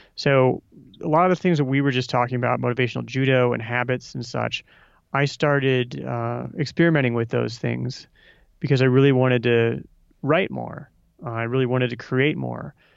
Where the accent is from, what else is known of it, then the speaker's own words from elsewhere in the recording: Omaha, Nebraska, United States; I'm from Omaha as well